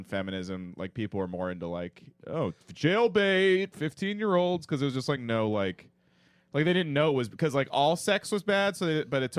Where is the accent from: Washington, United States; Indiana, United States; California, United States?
California, United States; Menlo Park; moved away; also born or lived in Brooklyn, New York; my hometown